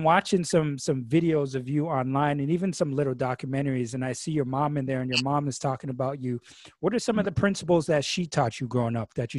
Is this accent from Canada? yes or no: yes; Montreal, Quebec, Canada; I grew up in Montreal as well.